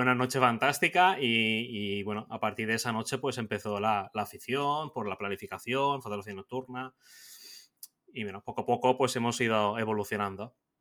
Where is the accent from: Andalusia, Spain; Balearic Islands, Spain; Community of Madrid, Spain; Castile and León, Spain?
Balearic Islands, Spain; Mallorca; yo soy un fotógrafo mallorquín